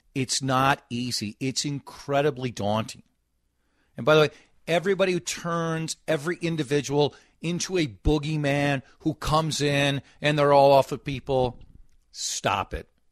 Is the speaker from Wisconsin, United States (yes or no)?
no; Golden Valley, Minnesota, United States; I was born and lived in Golden Valley